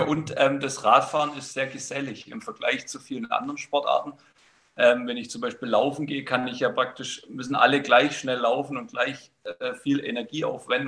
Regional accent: Baden-Württemberg, Germany; ich bin in, in Baden-Württemberg aufgewachsen

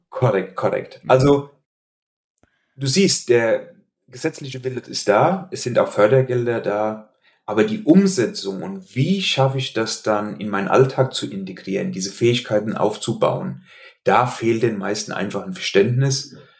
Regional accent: Hesse, Germany; accent: Hessian dialect; also born or lived in Limburg an der Lahn; an meinem Dialekt, äh, den ich nicht schaffe, ganz zu verbergen, hast du sicherlich gemerkt, dass ich in Hessen beheimatet bin.

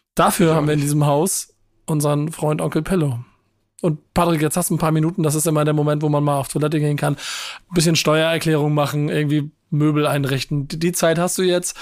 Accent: Hamburg, Germany; hier als Hamburger

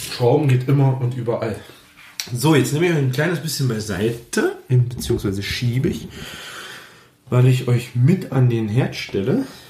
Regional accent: Germany; bei uns in Deutschland

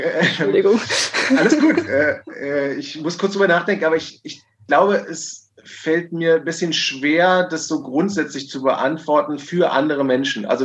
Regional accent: Berlin, Germany; ich habe letztens gerade gelesen in Berlin, äh, äh, hier in der Stadt, wo wir aktiv sind und wo ich herkomme

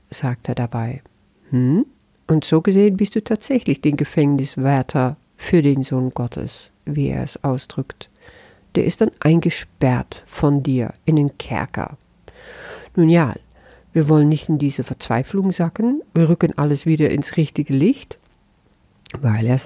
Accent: Netherlands; first language Dutch; German is a second language; Und als Niederländerin, obwohl das auch nur ein Etikett ist, das sehe ich schon, erfahre ich das dann anders.

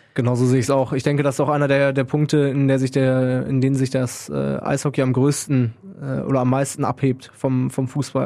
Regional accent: Münster, North Rhine-Westphalia, Germany; moved away as an adult; now in Krefeld, Germany; aus Münster komme ich gebürtig

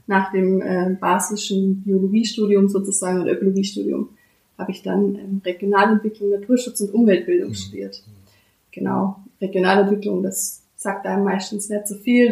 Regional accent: Bad Mergentheim, Baden-Württemberg, Germany; also born or lived in Fellberg / Föhr; ich bin geboren in Bad Mergentheim ja. und mit 14 dann nach Fellberg gezogen

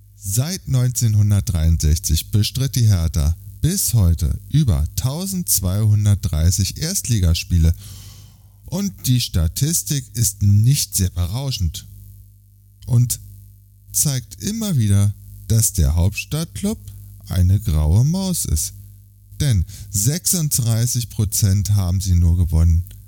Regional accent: Berlin, Germany; Der Bundesliga-Verein meiner Jugend als Berliner

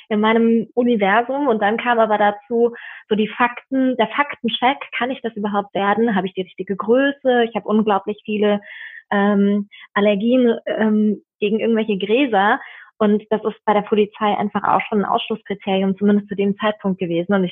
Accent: Bad Kreuznach, Rhineland-Palatinate, Germany; born there; now in Berlin, Germany; Nein, ich bin in der Weltmetropole Bad Kreuznach geboren. Das ist ah. in Rheinland-Pfalz, im wunderschönen ähm, Nahetal, eine Weißweinregion.

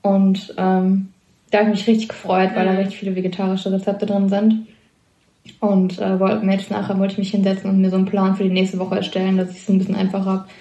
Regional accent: Kevelaer, North Rhine-Westphalia, Germany; komme vom Niederrhein aus Kevela

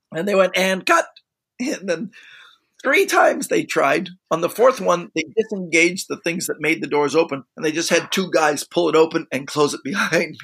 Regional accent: Canada; being Canadian

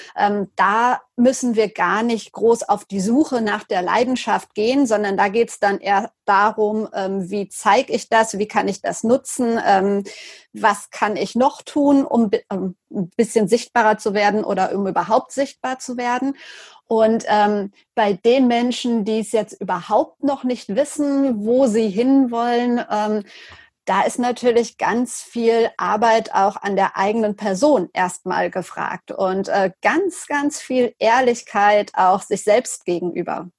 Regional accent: Lüdenscheid, North Rhine-Westphalia, Germany; also born or lived in Cologne; für die Lokalzeitung bei uns in Lüdenscheid zu schreiben

